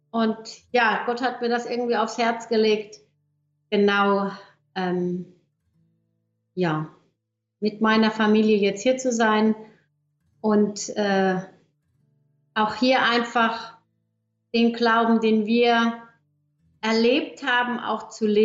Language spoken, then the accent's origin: German; Germany; also born or lived in Switzerland; Also ich bin ja eigentlich Deutsche, habe jetzt 18 Jahre in der Schweiz gelebt.